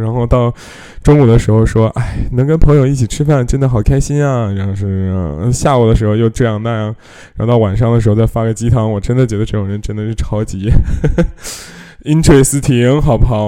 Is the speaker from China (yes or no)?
yes; China; 我们中国人